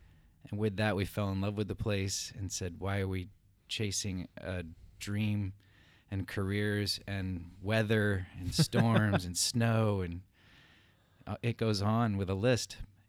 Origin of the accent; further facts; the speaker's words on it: Maine, United States; moved away as an adult; also born or lived in Hartford, Connecticut / Europe; now in Somerville; I was born in Hartford, Connecticut. My parents stayed there till I was five. Then they moved back to their home state of Maine, where they grew up. I graduated from the same high school as my grandfather, my father.